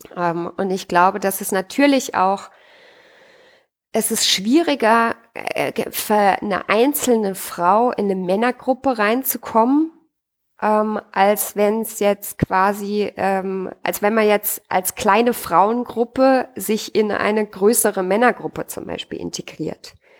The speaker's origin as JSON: {"language": "German", "country": "Austria", "said": "bei uns in Österreich"}